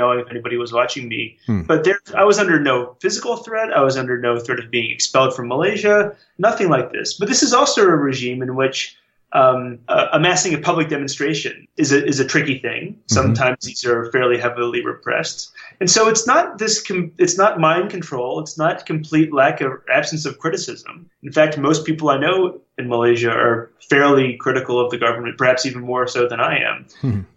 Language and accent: English; United States; as an American